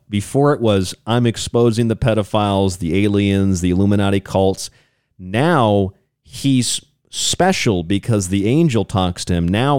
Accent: Florida, United States; where I grew up in Florida.

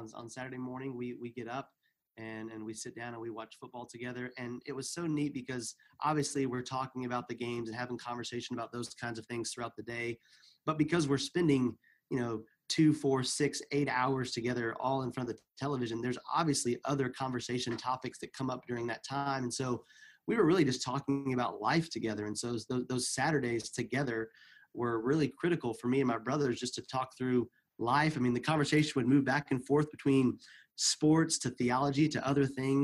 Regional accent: the Bible Belt, United States; moved away as an adult; also born or lived in East Africa / Middle East; both Carrie and I grew up in the United States in kind of the Bible Belt area.

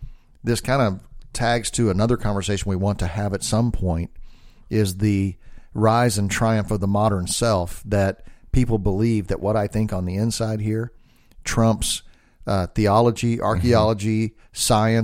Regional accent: the South, United States; well, I'm from the South, so you probably assume I'm an idiot.

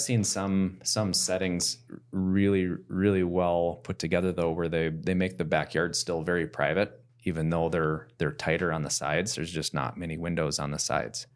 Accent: Plymouth, Minnesota, United States; I grew up in South Plymouth and our average lot size was a half acre.

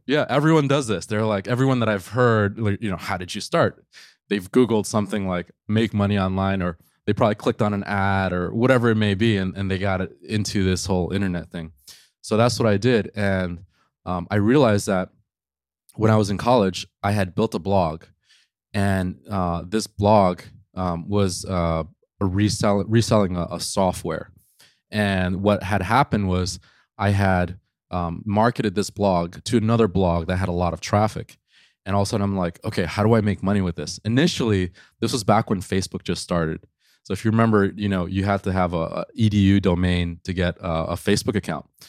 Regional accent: New York City, New York, United States; I grew up in New York City

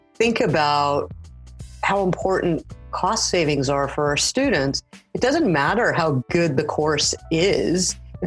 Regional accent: Los Angeles, California, United States; moved away as an adult; now in Saskatoon, Canada; I'm originally from the Los Angeles area and I now live in Saskatoon

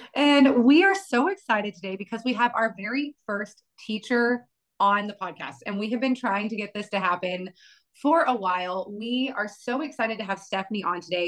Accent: Amarillo, Texas, United States; moved away; also born or lived in Houston; I grew up in Amarillo, Texas

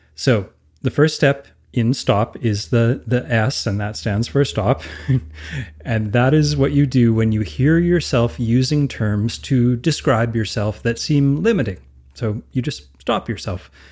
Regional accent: Alberta, Canada; I'm from Alberta

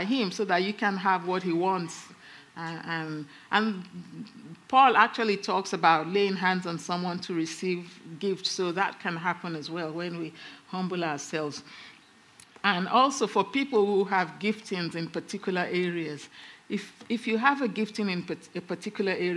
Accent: England, United Kingdom; we're English

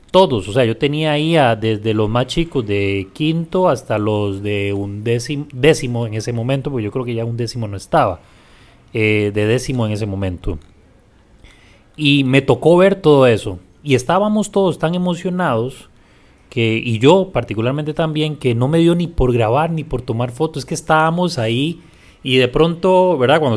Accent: San José, Costa Rica; Yo nací en la Carit.

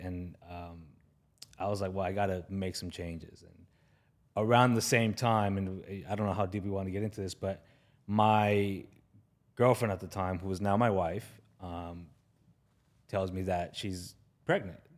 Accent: Los Angeles, California, United States; I grew up in the San Fernando Valley, which is, you know, behind these, these mountains here

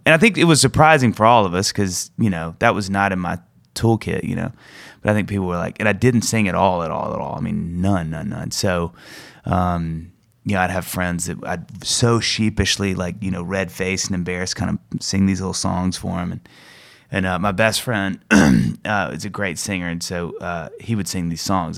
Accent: Kosciusko, Mississippi, United States; moved away; I grew up in Mississippi in this really small town called Kosciuszko

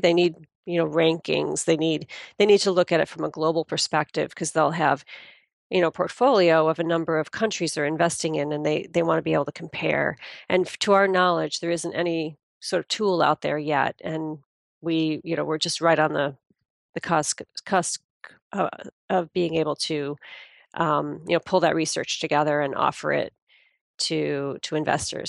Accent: United States; being an American

